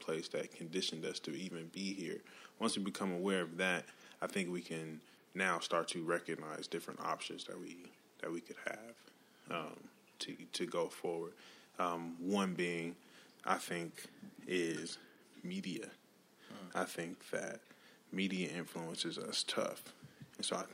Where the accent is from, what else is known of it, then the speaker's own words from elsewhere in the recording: Oklahoma, United States; moved away; I know I'm from Oklahoma